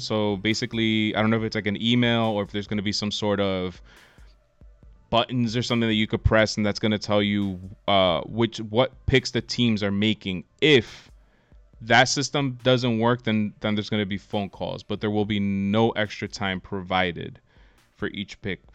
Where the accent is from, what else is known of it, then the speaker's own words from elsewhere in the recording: United States; as an American